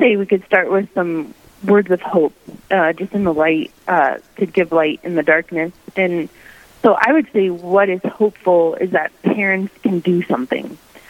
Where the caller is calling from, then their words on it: Pueblo, Colorado, United States; also born or lived in Crookston, Minnesota; I'm calling in from Pueblo, Colorado, where I'm serving with Bishop Stephen Berg as the Vice Chancellor for the Diocese of Pueblo.